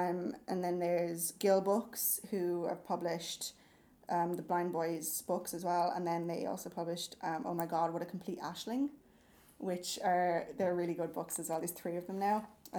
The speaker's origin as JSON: {"language": "English", "country": "Ireland", "moved": "as an adult", "lives_now": "London, United Kingdom", "said": "I'm from Ireland"}